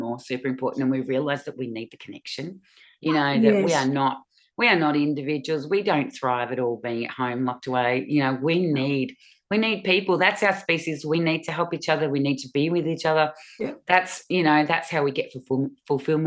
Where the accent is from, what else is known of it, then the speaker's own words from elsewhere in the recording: Springvale, Victoria, Australia; we grew up in Springvale